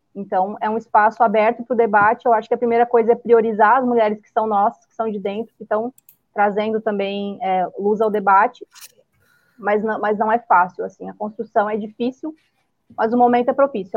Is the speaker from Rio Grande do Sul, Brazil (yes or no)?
yes; Três Passos, Rio Grande do Sul, Brazil; é a cidade que eu fui criada, Três Passos